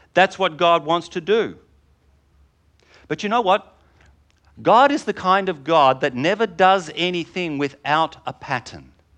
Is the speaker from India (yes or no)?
no; England, United Kingdom; I'm English